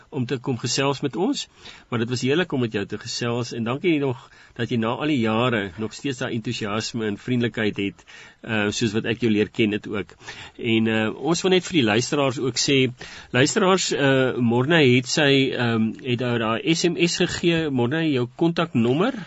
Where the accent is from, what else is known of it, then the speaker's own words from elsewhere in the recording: South Africa; ons as Suid-Afrikaners